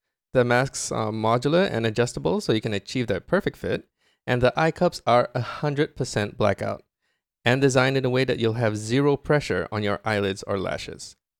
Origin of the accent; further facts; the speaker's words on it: Japan; My family goes on a yearly trip to my home country, Japan. We have relatives there.